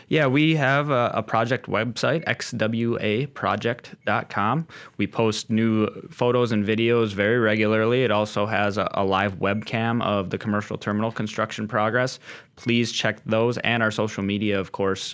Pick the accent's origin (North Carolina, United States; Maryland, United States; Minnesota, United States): Minnesota, United States; Austin; moved away as an adult; also born or lived in St. Cloud, Minnesota; now in Williston, United States; grew up in a small town in southern Minnesota, Austin, Spam Town